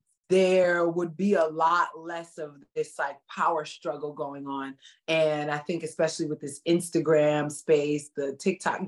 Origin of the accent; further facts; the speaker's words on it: Philadelphia, Pennsylvania, United States; moved away; also born or lived in San Francisco; I'm from North Philly, I'm from the hood